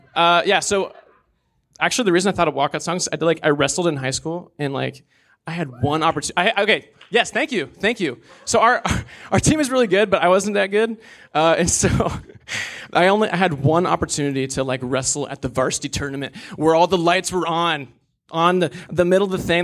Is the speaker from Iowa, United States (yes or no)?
yes; Des Moines, Iowa, United States; I was born and raised in Des Moines, Iowa